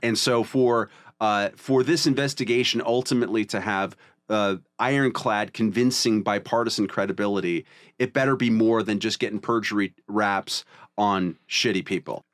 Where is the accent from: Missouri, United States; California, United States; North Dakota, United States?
California, United States; I'm Californian to the, in my soul